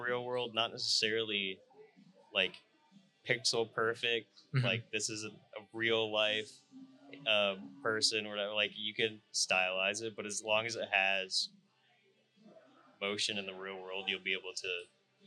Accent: Salt Lake City, Utah, United States; stay in my hometown and work in Salt Lake

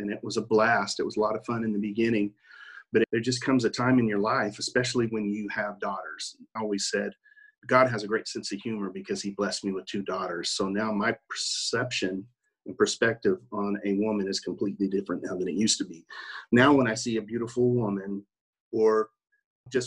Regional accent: Oklahoma City, Oklahoma, United States; accent: country; also born or lived in New York; I'm from Oklahoma City

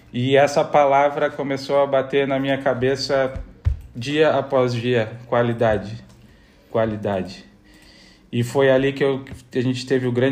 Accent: Bento Gonçalves, Rio Grande do Sul, Brazil; born there; Na Serra Gaúcha, eu, como eu, eu, nasci em Bento Gonçalves na época que meu pai jogava aqui no Esportivo

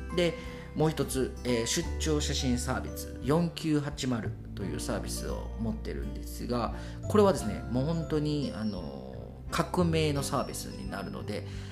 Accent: Kobe, Hyogo, Japan; 私が出身があの兵庫県の神戸市垂水区というところ

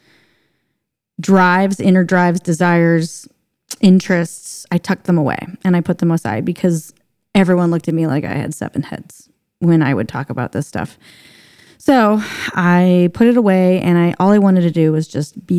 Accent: St. Louis, Missouri, United States; moved away as an adult; also born or lived in Hawaii; I grew up in St. Louis, Missouri, but it was out in the rural parts

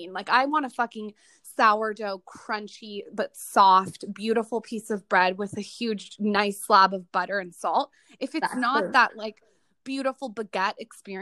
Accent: United States; As an American

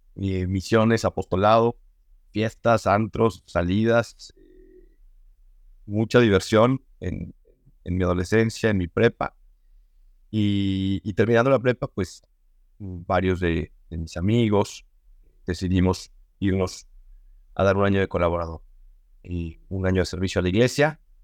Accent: Mexico City, Mexico; soy chilargo de la Ciudad de México. Eh, estudié ahí en colegios de los legionarios de Cristo, toda mi niñez, toda mi adolescencia

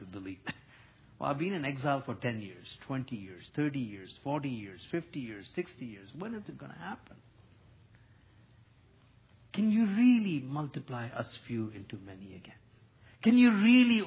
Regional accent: India; now in Canada; In my home country in India

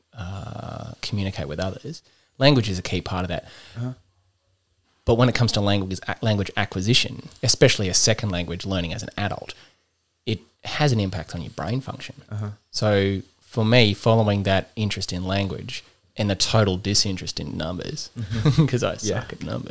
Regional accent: Childers, Queensland, Australia; I grew up in Childers

